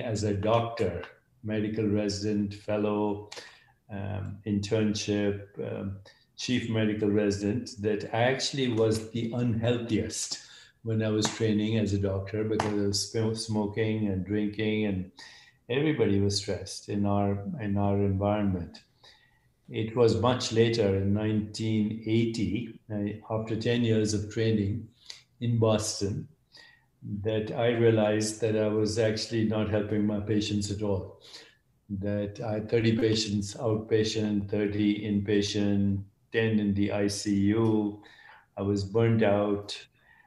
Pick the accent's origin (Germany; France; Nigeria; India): India; I grew up in India, and my mother was a great inspiration